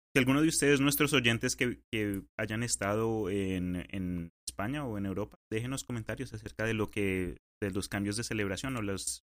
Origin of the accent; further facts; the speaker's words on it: Colombia; also born or lived in Spain; now in United States; yo pues de chiquito en Colombia